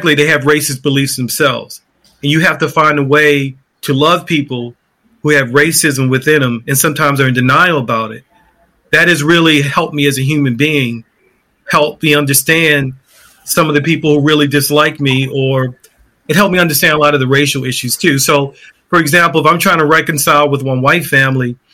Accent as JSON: {"language": "English", "town": "Baltimore", "region": "Maryland", "country": "United States", "tie": "born or raised there", "said": "I grew up in West Baltimore in a very famous neighborhood."}